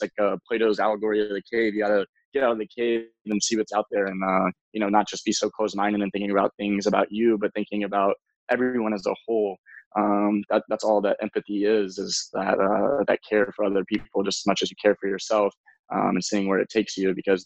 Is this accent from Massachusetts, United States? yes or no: no; Memphis, Tennessee, United States; moved away as an adult; now in Los Angeles, United States; I was born in Memphis, Tennessee